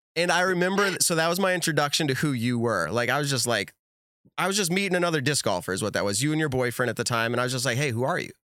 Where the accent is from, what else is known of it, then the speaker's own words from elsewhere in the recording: New England, United States; I'm also from New England